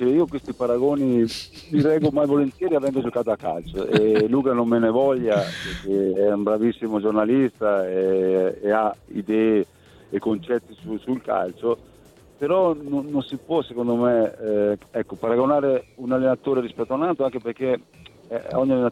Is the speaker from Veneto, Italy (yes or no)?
yes; Veneto, Italy; moved away as an adult; now in Florence, Italy; io sono un veneto adottivo di Firenze, 42 anni che vivo qua